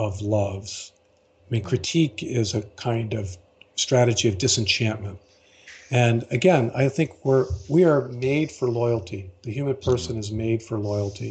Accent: Baltimore, Maryland, United States; I was born and raised in Baltimore, an Episcopalian.

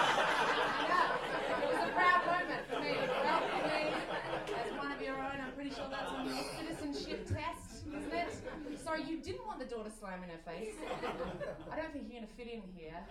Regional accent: Australia; I'm from Australia

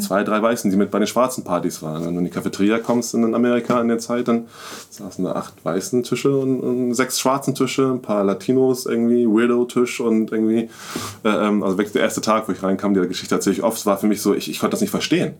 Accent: Hamburg, Germany; ich komme wirklich aus Hamburg, ich bin Hamburg, ich bin Hamburger Jung

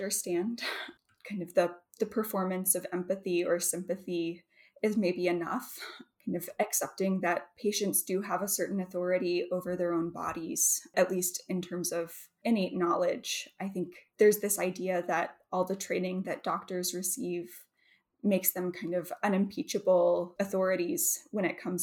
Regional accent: Mississippi Delta, United States; moved away; I grew up in the Mississippi Delta

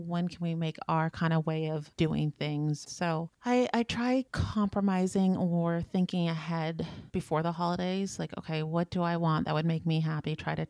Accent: West Coast, United States; moved away; I'm originally from the West Coast

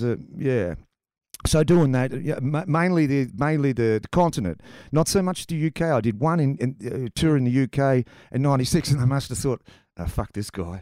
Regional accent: Tasmania, Australia; I come from Tasmania, mate. Pretty sheltered place

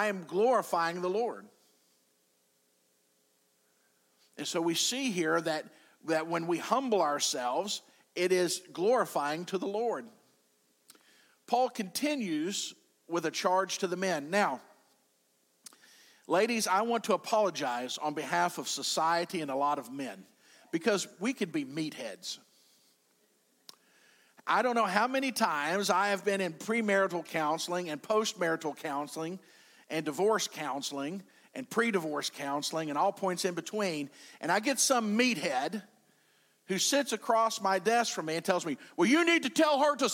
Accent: United States; I'm an American

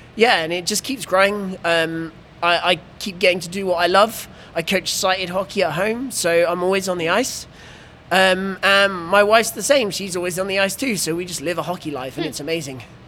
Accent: England, United Kingdom; I'm the English guy

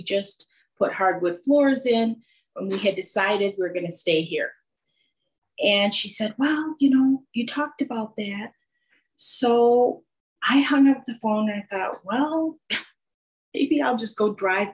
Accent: Northern Illinois, United States; I was raised in Northern Illinois

